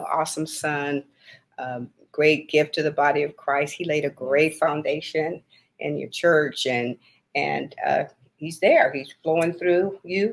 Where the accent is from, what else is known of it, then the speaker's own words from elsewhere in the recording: Battle Creek, Michigan, United States; I was born in Battle Creek, Michigan